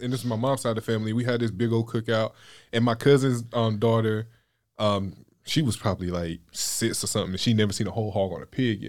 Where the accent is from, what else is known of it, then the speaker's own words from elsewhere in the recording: Wilson, North Carolina, United States; I'm from Wilson, North Carolina.